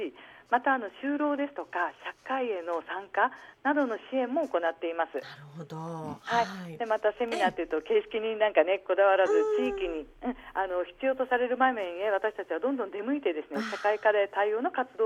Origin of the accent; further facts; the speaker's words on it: Kagoshima, Japan; moved away as an adult; also born or lived in Tokyo; now in Sendai, Japan; 私のですね、出身は